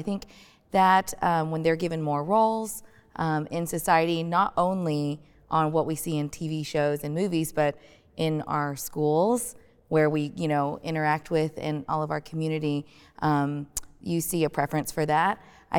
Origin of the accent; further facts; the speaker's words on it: United States; then here living, growing up in the States, when it's summertime and everyone's going outside and you can tan very easily